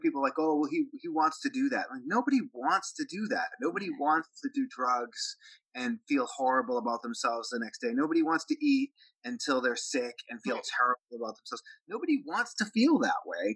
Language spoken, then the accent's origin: English; Boston, Massachusetts, United States; I grew up in Boston, Massachusetts, and it was kind of a tough town